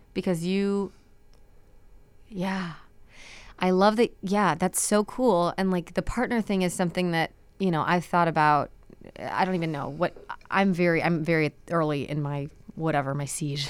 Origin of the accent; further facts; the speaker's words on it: Chicago, Illinois, United States; I'm from Chicago